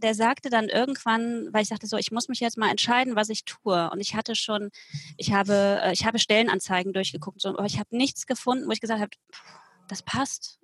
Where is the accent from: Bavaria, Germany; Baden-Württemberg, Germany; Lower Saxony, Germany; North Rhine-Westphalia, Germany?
North Rhine-Westphalia, Germany; Cologne; Ich komme aus Köln, aus dem Kölner Westen